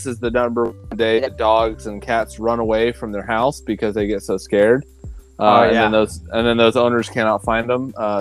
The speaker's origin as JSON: {"language": "English", "region": "rural Oklahoma", "country": "United States", "tie": "born or raised there", "moved": "yes", "said": "I'm out in Oklahoma, growing up in rural Oklahoma"}